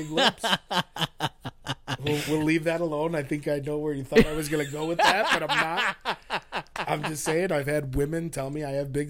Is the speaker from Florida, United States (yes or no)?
no; Chicago, Illinois, United States; moved away as an adult; now in Austin, United States; I'm from the West Suburbs. Wow. I was born in Chicago.